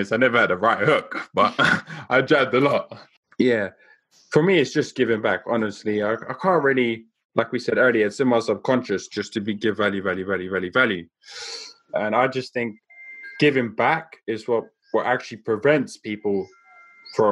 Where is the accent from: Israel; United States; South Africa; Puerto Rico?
South Africa; I grew up in South Africa